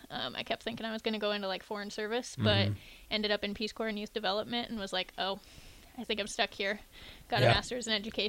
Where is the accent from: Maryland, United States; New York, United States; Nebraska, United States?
Nebraska, United States; Fremont; also born or lived in North Bend, Nebraska; So I'm an Army kid, but most of my life I grew up in Nebraska, Fremont and North Bend. So small town in Nebraska.